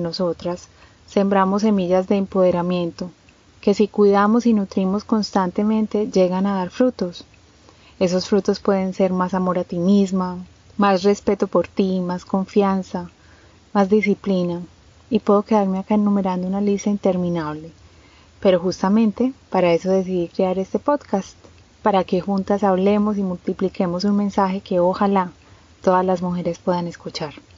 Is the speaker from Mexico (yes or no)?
no; Medellín, Antioquia, Colombia; Soy colombiana de Medellín